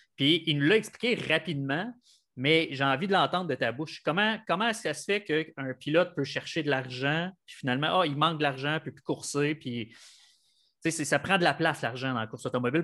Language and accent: French; Montreal, Quebec, Canada; je venais de Montréal